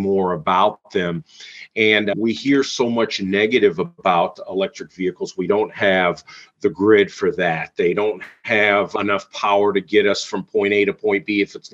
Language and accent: English; Mount Clemens, Michigan, United States; I am growing up in Michigan, in Mount Clemens, Michigan